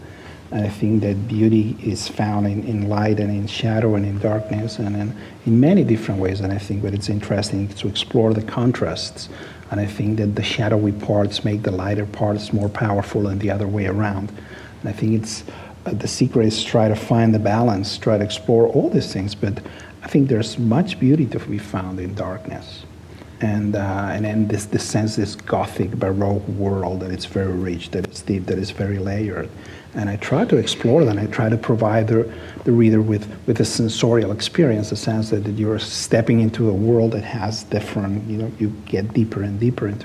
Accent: Barcelona, Catalonia, Spain; English is a second language; I was born in Barcelona. I was raised there. I lived there most of my life. I'm a product of the city. It's my hometown

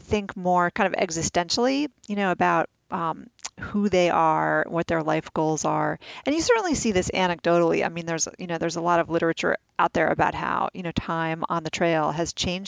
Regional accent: New York City, New York, United States; I grew up in the city. I grew up in New York City.

